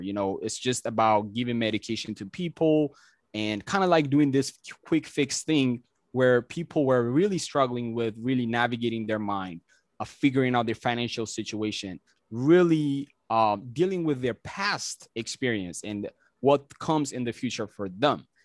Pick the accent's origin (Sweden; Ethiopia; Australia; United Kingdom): Ethiopia; English is a second language; moved away as an adult; now in United States; I'm originally from Ethiopia